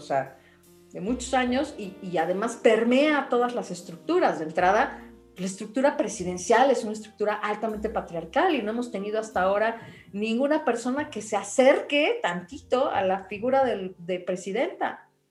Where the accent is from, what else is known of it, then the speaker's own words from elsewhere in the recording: Mexico; somos México